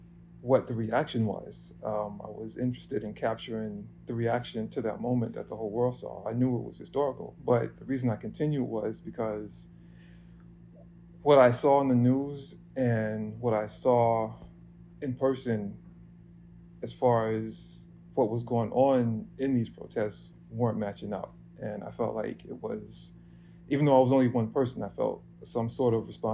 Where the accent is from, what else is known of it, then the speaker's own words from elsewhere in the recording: New York City, New York, United States; I'm a photographer from Harlem, New York.